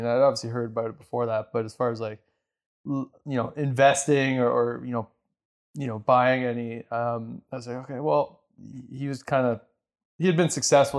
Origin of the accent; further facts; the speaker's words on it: Canada; also born or lived in Ontario / Alberta; I'm Canadian